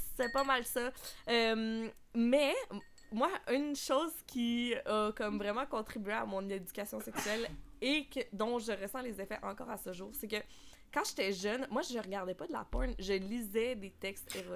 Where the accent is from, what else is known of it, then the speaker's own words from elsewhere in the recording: Quebec City, Quebec, Canada; moved away as an adult; now in Montreal, Canada; j'ai grandi euh, à Québec majoritairement, mais ah, euh, j'habite à Montréal depuis maintenant bientôt six ans